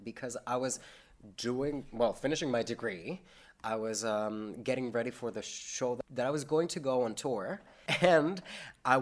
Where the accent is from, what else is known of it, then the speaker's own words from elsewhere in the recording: Mexico; now in St. John's, Canada; Mexico will always be my home country, but I don't feel like Mexico is home anymore.